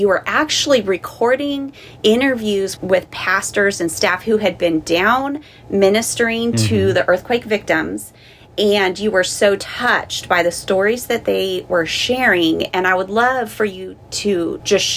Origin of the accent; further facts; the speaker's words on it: Southern California, United States; first language English; moved away as an adult; I grew up in Southern California